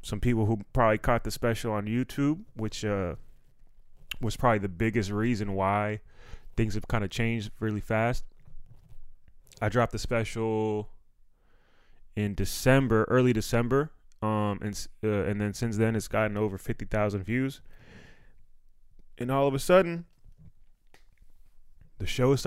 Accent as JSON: {"language": "English", "region": "Maryland", "country": "United States", "said": "I'm from Maryland"}